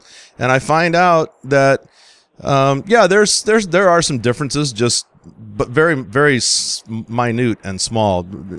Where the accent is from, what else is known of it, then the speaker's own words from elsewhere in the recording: Texas, United States; moved away; I grew up in the South. I grew up down in Texas